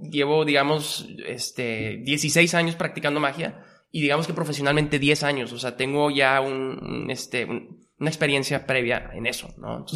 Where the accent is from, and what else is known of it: Monterrey, Nuevo León, Mexico; born or raised there; also born or lived in Mexico City